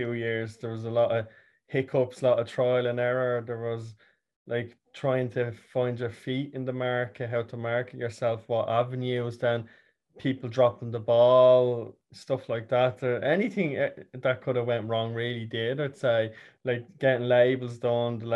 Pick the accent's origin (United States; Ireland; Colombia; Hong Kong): Ireland; Dublin, Leinster; I'm from North Dublin, Dublin 5, so born and reared